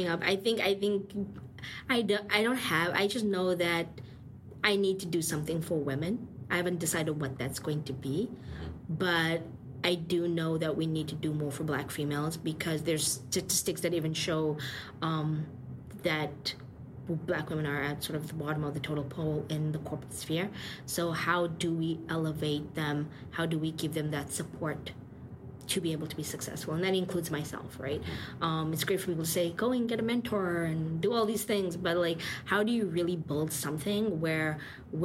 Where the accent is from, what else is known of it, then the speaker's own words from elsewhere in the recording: South Africa; now in Toronto, Canada; I come from South Africa.